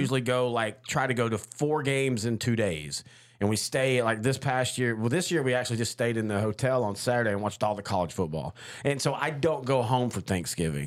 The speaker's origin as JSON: {"language": "English", "town": "Marshall", "region": "Texas", "country": "United States", "tie": "born or raised there", "said": "my parents have always been in Marshall, my hometown"}